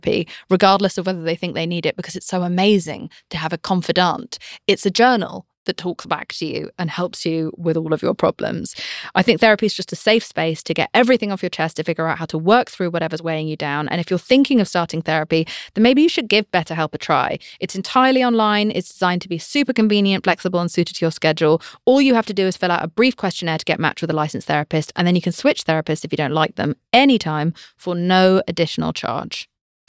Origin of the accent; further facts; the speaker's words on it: United Kingdom; I'm British.